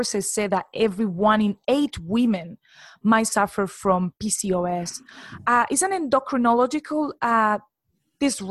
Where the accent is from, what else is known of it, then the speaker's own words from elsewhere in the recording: Colombia; moved away as an adult; now in United Kingdom; I'm actually from Colombia, but I've been living in the UK for the past 11 years.